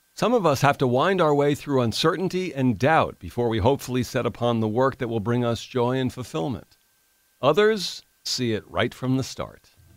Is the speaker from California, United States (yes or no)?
no; Orange County, New York, United States; I grew up in Orange County, New York.